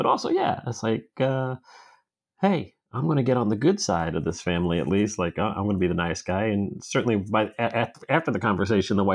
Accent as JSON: {"language": "English", "region": "New York", "country": "United States", "moved": "yes", "lives_now": "New Jersey, United States", "said": "I'm from New York originally"}